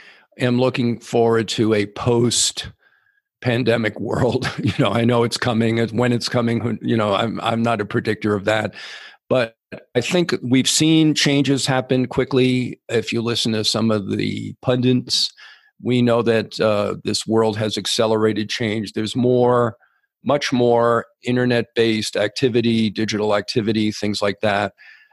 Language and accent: English; New York City, New York, United States; moved away as an adult; also born or lived in San Francisco / Minneapolis / London / Oregon; now in Mexico; I grew up in New York City on mostly on Central Park West and 57th Street, those two spots in Manhattan, half a block from Carnegie Hall, half a block from Tiffany's.